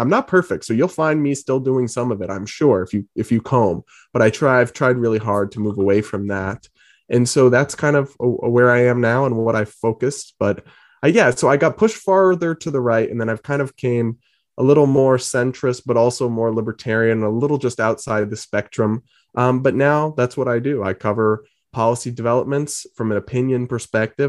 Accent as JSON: {"language": "English", "region": "New England", "country": "United States", "tie": "born or raised there", "also_born_or_lived": "Massachusetts / Rhode Island", "said": "So I'm from Massachusetts and Rhode Island, grew up in New England"}